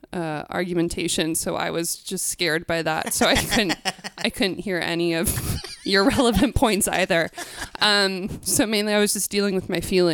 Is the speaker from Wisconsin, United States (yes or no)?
no; Ohio, United States; I'm from Ohio